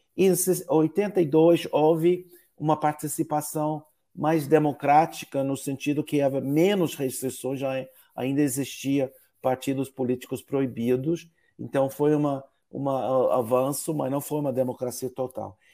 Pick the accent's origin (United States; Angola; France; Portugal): United States; Portuguese is a second language; moved away; also born or lived in São Paulo, Brazil